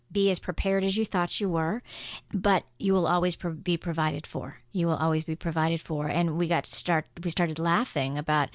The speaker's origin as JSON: {"language": "English", "country": "Guam", "tie": "born or raised there", "said": "I grew up on Guam."}